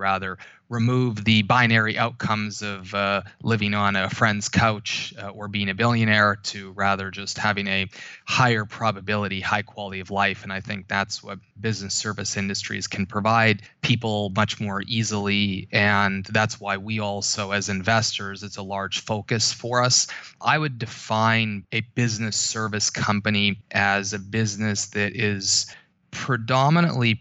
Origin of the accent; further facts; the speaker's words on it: Canada; moved away as an adult; now in New York, United States; I grew up in Canada.